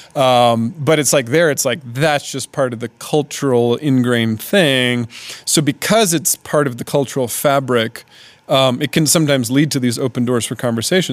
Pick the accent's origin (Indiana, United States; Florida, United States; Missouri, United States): Indiana, United States; Indianapolis; moved away as an adult; now in Svitlovodsk, Ukraine; my basically home city of Indianapolis